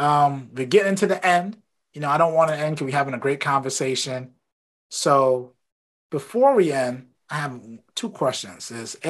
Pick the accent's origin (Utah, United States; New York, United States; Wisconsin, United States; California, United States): New York, United States; Brooklyn; Then I know I grew up in Brooklyn.